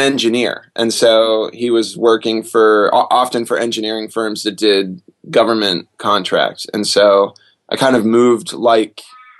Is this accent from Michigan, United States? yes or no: yes; Detroit, Michigan, United States; born there; also born or lived in Lexington / Augusta / Anniston / Kingsland; Well, I was born in Detroit, and then I moved to Lexington, Kentucky, where my dad was finishing college, and then Augusta, Georgia, Anniston, Alabama, Kingsland, Georgia, Concord, California